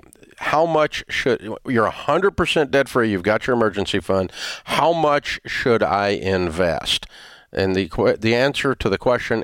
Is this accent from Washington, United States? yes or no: no; Antioch, Tennessee, United States; I'm a kid from Antioch, Tennessee